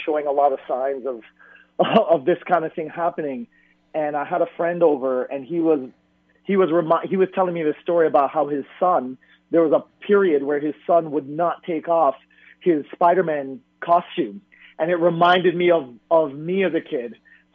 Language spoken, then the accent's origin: English; Toronto, Ontario, Canada; I grew up in Toronto